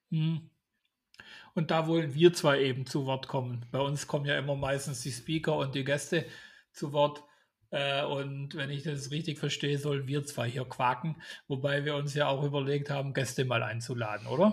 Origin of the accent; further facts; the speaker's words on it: Swabia, Germany; Ich bin Schwabe